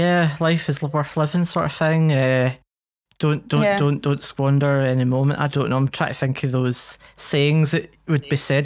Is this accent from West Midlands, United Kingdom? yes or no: no; Paisley, Scotland, United Kingdom; moved away; I'm from Glasgow originally. Yes. In the lovely town of Paisley.